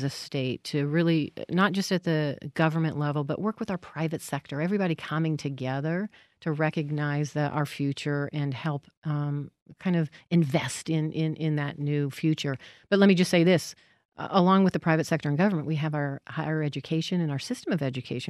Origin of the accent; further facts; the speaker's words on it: Las Vegas, Nevada, United States; I was born and raised in Las Vegas.